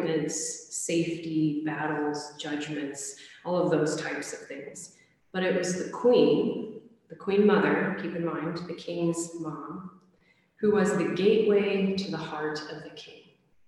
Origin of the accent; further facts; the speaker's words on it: United States; especially as an American